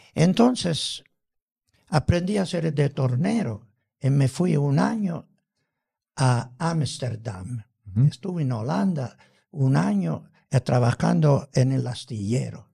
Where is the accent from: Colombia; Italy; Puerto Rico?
Italy; Palermo, Sicily; Spanish is a second language; moved away as an adult; also born or lived in Rome, Italy; now in Hermosillo, Mexico; en mi tierra, en Sicilia